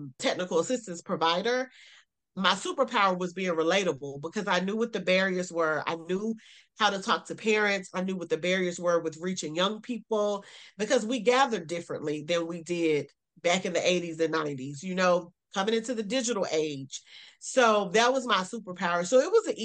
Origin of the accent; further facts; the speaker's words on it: South Carolina, United States; also born or lived in Greensboro, North Carolina; I am a Southern girl. I'm from South Carolina.